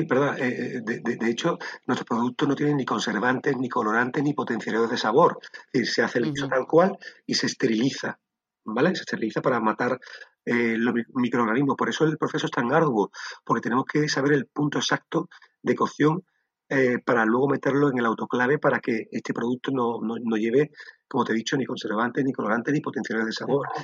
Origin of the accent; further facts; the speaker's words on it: Sanlúcar de Barrameda, Andalusia, Spain; moved away as an adult; soy un sanluqueño amante de Sanlúcar de Barrameda, mi tierra. Eh, durante muchos años viví fuera y llegué, llegó un momento en mi vida que necesité volver